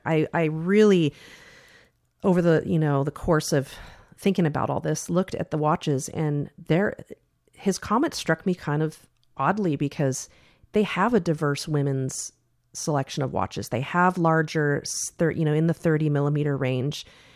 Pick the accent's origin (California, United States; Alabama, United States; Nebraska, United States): California, United States; I came from Silicon Valley originally, and I had a great career.